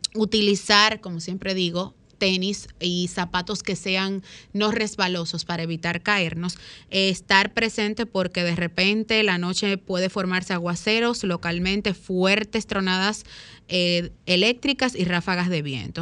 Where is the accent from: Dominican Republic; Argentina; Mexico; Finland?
Dominican Republic; Azua; yo soy azuano